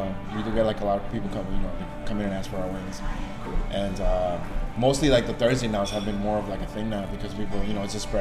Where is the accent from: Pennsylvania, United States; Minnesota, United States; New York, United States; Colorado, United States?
New York, United States; New York City; I'm born and raised in Astoria, and I've been working at bars for 10 years now